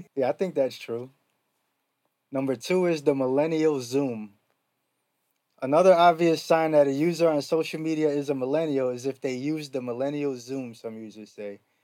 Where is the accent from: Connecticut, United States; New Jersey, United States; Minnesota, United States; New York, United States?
New York, United States; I'm from New York, so we had all the slang